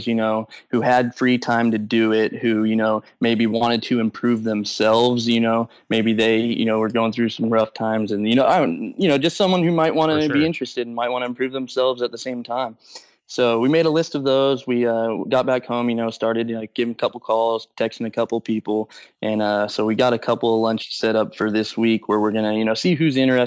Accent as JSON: {"language": "English", "town": "Modesto", "region": "California", "country": "United States", "said": "I'm from Modesto, California"}